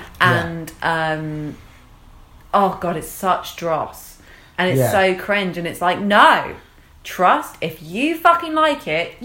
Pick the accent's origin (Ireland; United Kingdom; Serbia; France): United Kingdom; England; We're English and we disapprove.